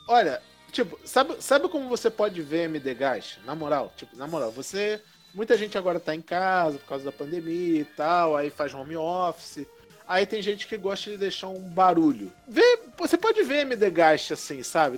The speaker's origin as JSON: {"language": "Portuguese", "region": "Rio de Janeiro", "country": "Brazil", "said": "somos cariocas"}